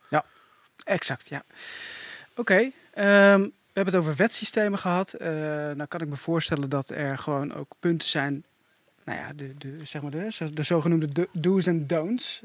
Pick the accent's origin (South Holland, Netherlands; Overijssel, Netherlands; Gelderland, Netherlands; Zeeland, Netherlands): Gelderland, Netherlands; Doetinchem; ik kom uit Doetinchem